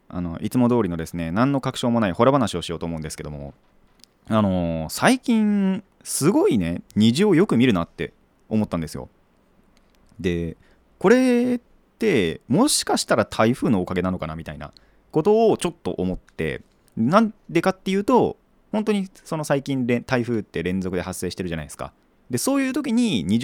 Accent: Kanagawa, Japan; also born or lived in Iwate; 生まれは岩手なんですよ僕も でまあ育ちが大体神奈川県で育ってたんですけど

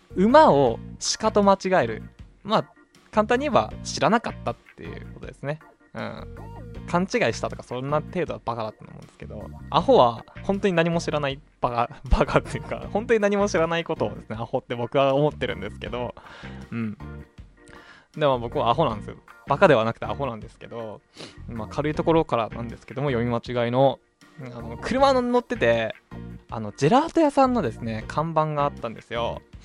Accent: Hokkaido, Japan; 北海道生まれ北海道育ちのどさんこ

